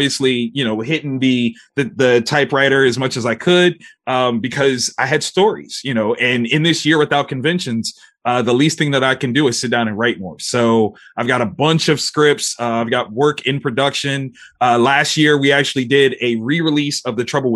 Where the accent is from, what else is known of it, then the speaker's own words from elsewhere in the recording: Columbus, Ohio, United States; my hometown in Columbus, Ohio